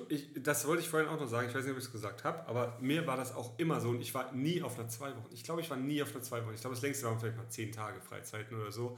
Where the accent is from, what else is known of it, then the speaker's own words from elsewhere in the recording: Karlsruhe, Baden-Württemberg, Germany; moved away; ich war in der Heimat unten in, äh, in Karlsruhe